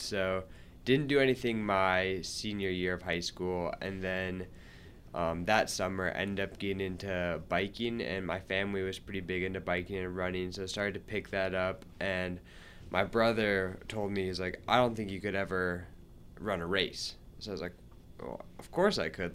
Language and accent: English; Montana, United States; moved away as an adult; now in Salt Lake City, United States; I'm from Montana